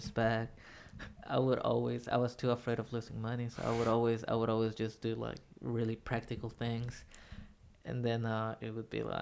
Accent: Mexico

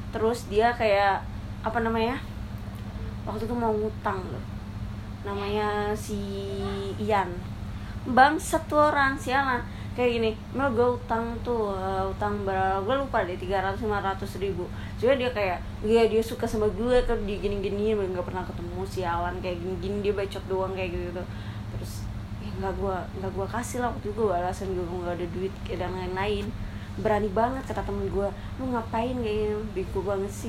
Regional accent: East Java, Indonesia; gue kan orang Jawa Timur kan orang Jawa Timur

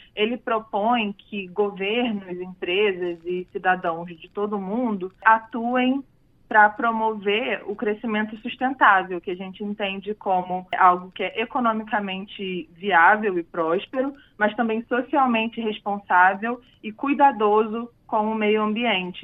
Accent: Rio de Janeiro, Brazil; Eu sou do Rio de Janeiro, cresci lá

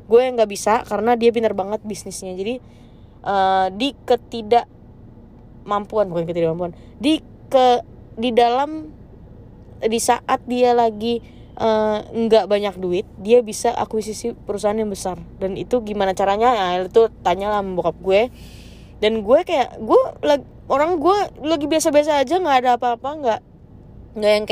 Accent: North Sumatra, Indonesia; gue kan orang Batak ya jadi yang diduluin tuh orang Batak

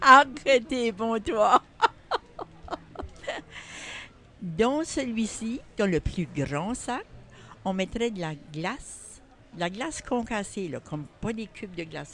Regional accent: Saint-Louis-de-Kent, New Brunswick, Canada; Je viens de Saint-Louis-de-Kent

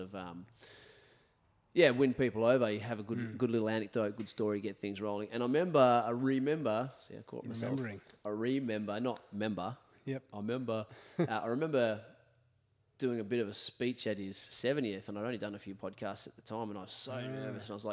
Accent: Australia; I'm an Aussie

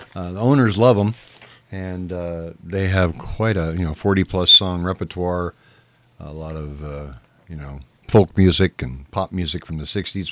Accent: Whittier, California, United States; now in San Bernardino, United States; I grew up in Whittier, and on Whittier Boulevard, East Whittier

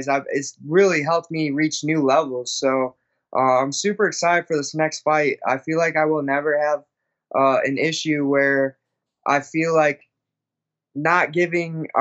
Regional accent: Illinois, United States; born or raised there; moved away

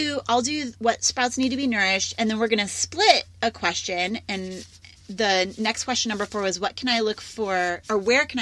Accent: Midwest, United States; I'm a Midwesterner.

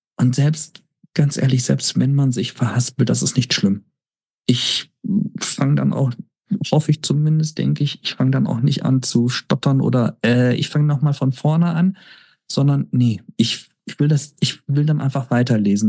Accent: Lügde, North Rhine-Westphalia, Germany; moved away; ich denke auch gerne an meine Kindheit und Jugendzeit in Lüchte zurück

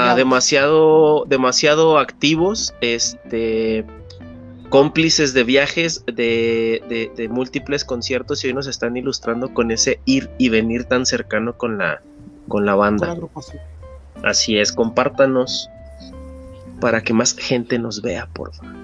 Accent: Ciudad Juárez, Chihuahua, Mexico; now in Mexico City, Mexico; venir también de frontera de Ciudad Juárez, el vivir aquí en México es aclimatarse

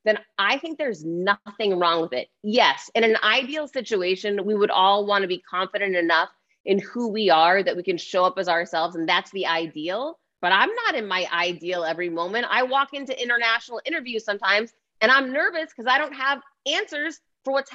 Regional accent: United States; I'm American

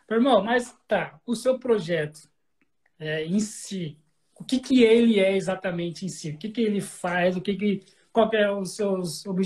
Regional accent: São Paulo, Brazil; also born or lived in Cuiabá; eu cresci em São Paulo, né? Eu sou cuiabano, então eu nunca ouvi falar na minha vida em Casa Mata.

